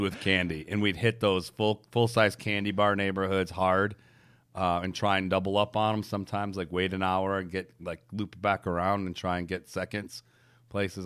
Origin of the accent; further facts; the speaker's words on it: Detroit, Michigan, United States; I grew up in Detroit